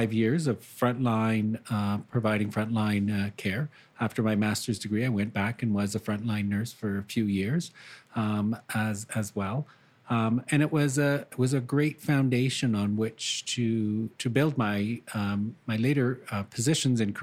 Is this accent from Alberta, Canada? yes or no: no; Sudbury, Ontario, Canada; moved away as an adult; also born or lived in Timmins, Ontario / Attawapiskat, Ontario; now in Brantford, Canada; I was born in Timmins and spent most of my life in Sudbury, Ontario